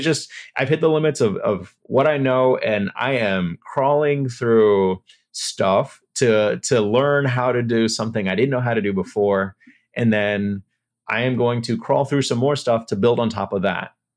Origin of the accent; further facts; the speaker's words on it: El Paso, Texas, United States; I'm from El Paso